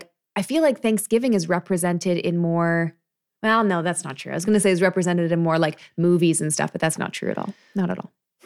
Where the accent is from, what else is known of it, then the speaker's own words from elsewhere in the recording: Canada; I'm not really sure because, I'm Canadian.